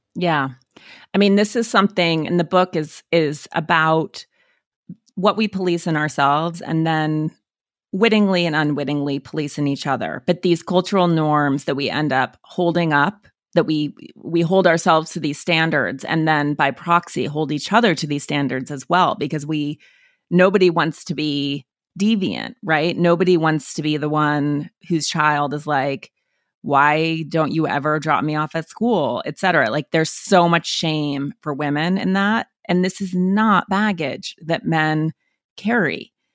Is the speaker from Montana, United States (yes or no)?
yes; Montana, United States; I'm from Montana